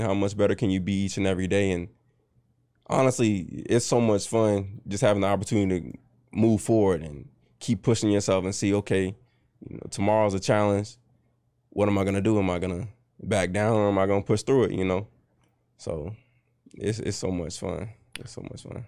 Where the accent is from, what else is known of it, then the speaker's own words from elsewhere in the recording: Richmond, Virginia, United States; also born or lived in North Chesterfield, Virginia / Goochland, Virginia; I'm from Richmond, Virginia.